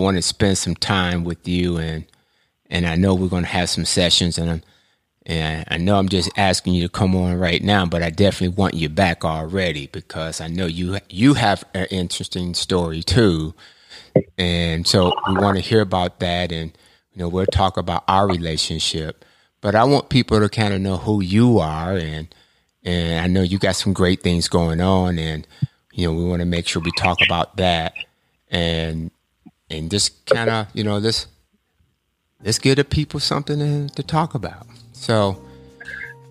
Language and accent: English; Ann Arbor, Michigan, United States; we grew up together in Ann Arbor, Michigan.